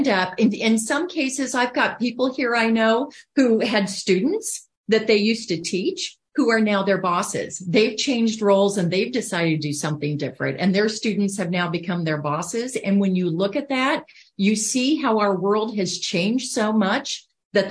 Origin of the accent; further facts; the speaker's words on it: Iowa, United States; moved away as an adult; also born or lived in Hong Kong; being from Iowa, right? I'm from the Midwest